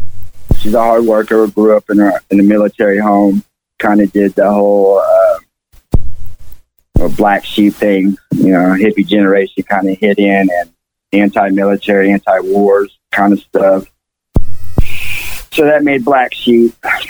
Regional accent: Fayetteville, Arkansas, United States; born there; All right, I was born in Fayetteville, Arkansas.

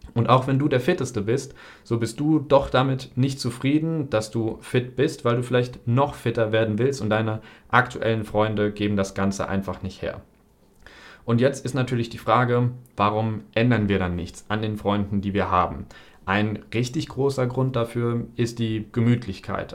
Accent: near Frankfurt, Hesse, Germany; moved away as an adult; also born or lived in Northern Germany / China; now in Cyprus; Ich komme ja aus der Nähe von Frankfurt, habe dann in Norddeutschland studiert, dann habe ich in China ein Auslandssemester gemacht, jetzt wohne ich in Zypern

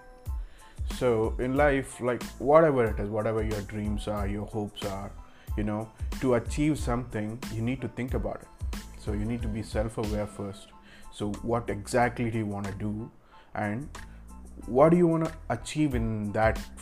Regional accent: Bangalore, Karnataka, India; I'm from Bangalore, India

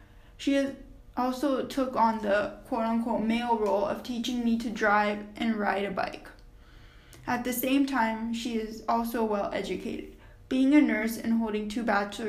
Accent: United States; I am South Asian. I am Indian and was born in the United States. I am a minority and a woman.

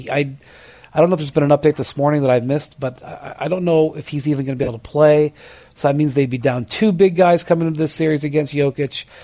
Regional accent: Akron, Ohio, United States; when I grew up in Akron, Ohio, home of Goodyear, I heard about the Akron Wingfoots.

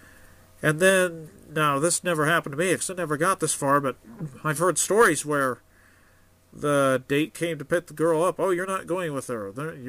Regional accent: Idaho, United States; also born or lived in Oregon; I grew up in Oregon and Idaho, and when I went to high school in Idaho

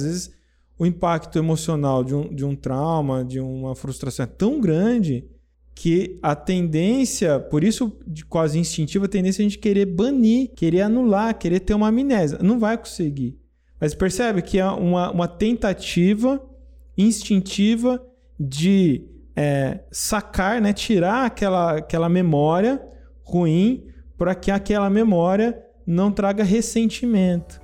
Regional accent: interior of São Paulo state, Brazil; eu sou brasileiro do interior paulista, né? Interior de São Paulo

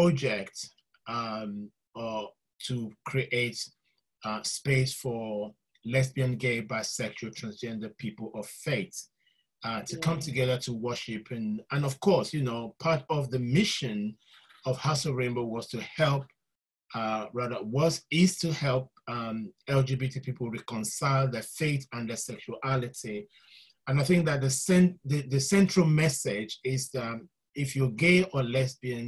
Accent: Nigeria; also born or lived in London; I was born in London, but I was raised in Nigeria

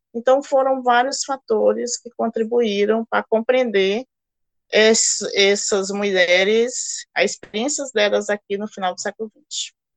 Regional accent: Ceará, Brazil; also born or lived in Recife; now in Boa Vista, Brazil; sou também migrante, sou cearense

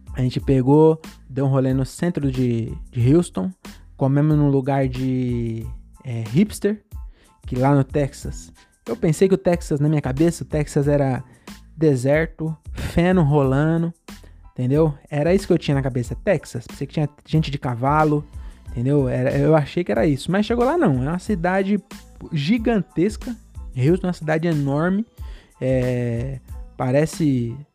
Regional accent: Francisco Morato, São Paulo, Brazil; also born or lived in Cajamar

